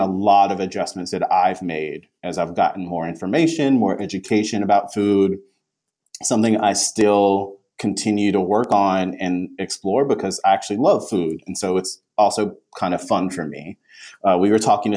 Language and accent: English; the South, United States; I am a person of color from the South